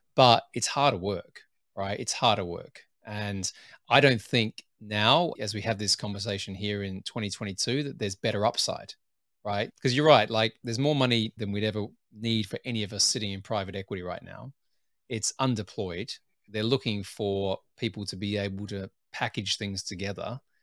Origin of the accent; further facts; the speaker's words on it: Adelaide, South Australia, Australia; moved away as an adult; also born or lived in Sydney, Australia / United Kingdom; where I grew up in Adelaide, South Australia